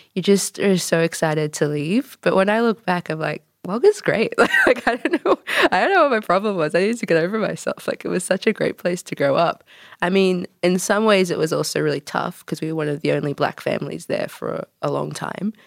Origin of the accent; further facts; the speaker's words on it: Wagga Wagga, New South Wales, Australia; moved away as an adult; also born or lived in Canada / New Zealand; now in Melbourne, Australia; I'm Canadian-born, wagga-wagga raised, but I've been living in Melbourne for, gosh, uh, about four years